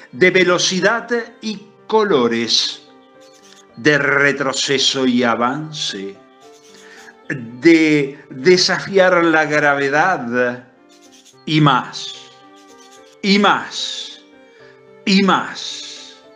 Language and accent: Spanish; Argentina; now in Italy; argentino, viviendo en Italia.